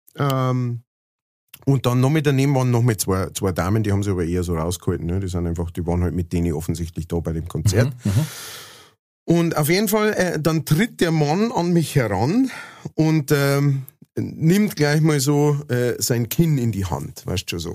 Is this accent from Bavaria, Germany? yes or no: yes; Lower Bavaria, Germany; accent: Lower Bavarian; ich äh, halt niederbayerisch singe